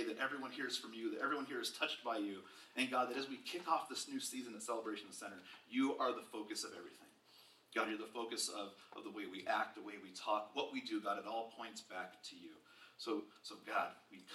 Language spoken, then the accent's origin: English; Bay Area, California, United States; moved away as an adult; I grew up in California, born and raised in the Bay Area